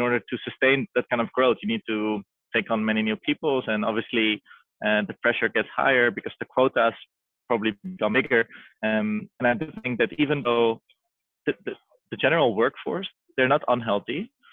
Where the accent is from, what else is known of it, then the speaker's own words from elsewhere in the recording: Amsterdam, North Holland, Netherlands; I was born and raised in Amsterdam